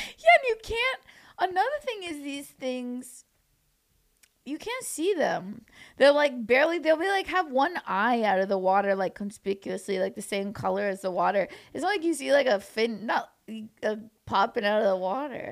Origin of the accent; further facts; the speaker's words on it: Orange County, California, United States; also born or lived in New York; now in Los Angeles, United States; I grew up in Orange County, which, like, an hour and a half away from here